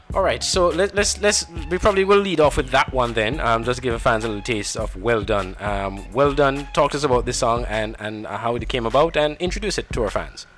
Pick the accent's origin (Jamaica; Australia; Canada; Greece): Jamaica; moved away; I'm originally from Jamaica as well